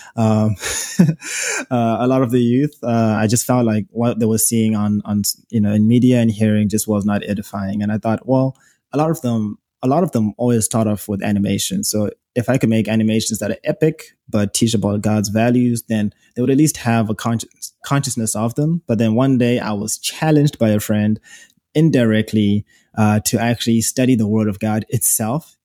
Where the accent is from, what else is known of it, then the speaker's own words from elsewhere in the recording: Zimbabwe; accent: British dialect; moved away as an adult; now in United States; I am from Zimbabwe, in case you hear an accent. Born and raised from there